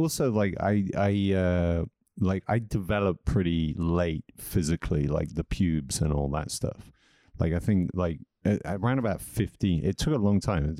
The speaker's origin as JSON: {"language": "English", "region": "England", "country": "United Kingdom", "tie": "born or raised there", "also_born_or_lived": "Wiesbaden, Germany", "said": "I was born in Wiesbaden in Germany. And then my mom took us back to England"}